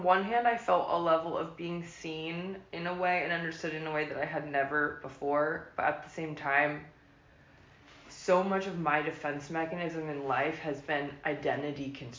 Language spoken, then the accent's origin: English; Lake Oswego, Oregon, United States; I'm from, well, I grew up in Lake Oswego.